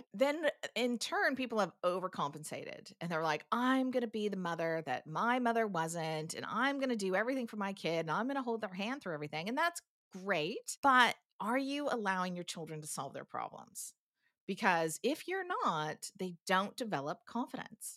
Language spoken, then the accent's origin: English; United States; moved away as an adult; now in New Zealand; as an American